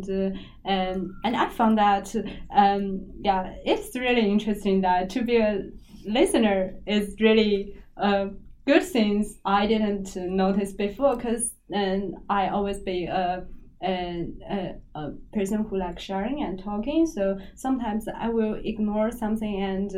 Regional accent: China; English is a second language; different from what I in my hometown, in China.

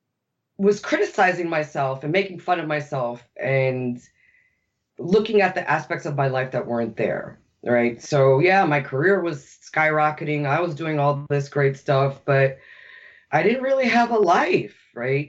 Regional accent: New York, United States; I'm born and raised in New York.

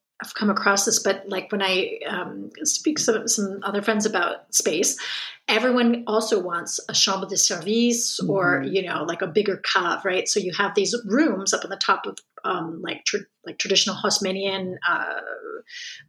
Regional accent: Connecticut, United States; now in France; I'm from Connecticut

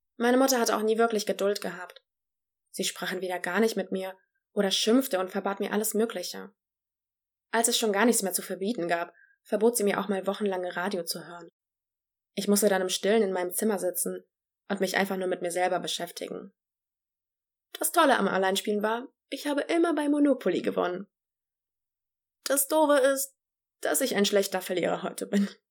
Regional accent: Germany; also born or lived in Poland; bin in Polen geboren und in Deutschland aufgewachsen

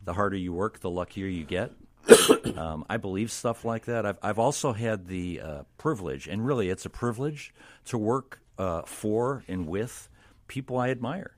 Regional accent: Illinois, United States; I am from Illinois

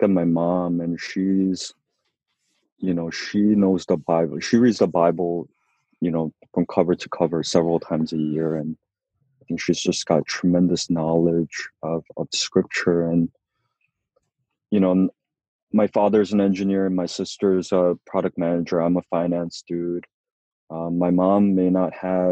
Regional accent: Southern California, United States; moved away as an adult; also born or lived in Korea / San Francisco; now in New York, United States; Grew up in Southern California, born and raised, but we went out to Korea when I was younger and lived there for about 6 years

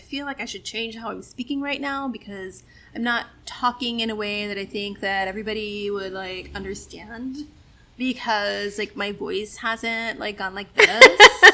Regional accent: New York, United States; That's just my life growing up in New York because we all did what we wanted.

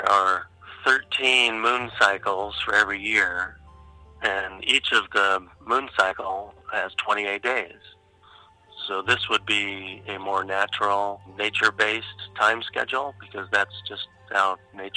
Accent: Pacific Northwest, United States; I grew up in the Pacific Northwest.

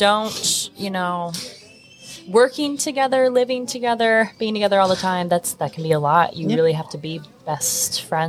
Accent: Michigan, United States; now in Salem, United States; I'm originally from Michigan.

